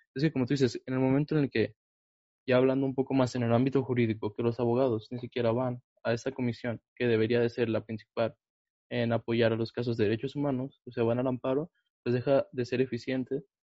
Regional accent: Mexico; vivimos en un país como México

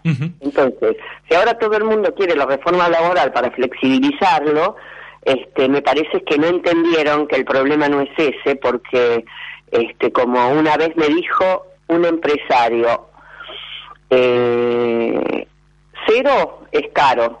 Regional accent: Argentina; vamos a tener otra posibilidad como argentinos

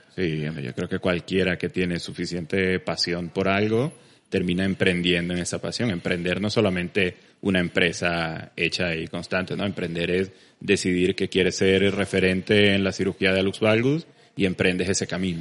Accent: Venezuela; moved away as an adult; also born or lived in Valencia, Spain / Barcelona, Spain; now in Spain; me tocó emigrar de Venezuela muy temprano, ya hace unos 12 años que salí de Venezuela. Me vine a España a hacer la especialidad

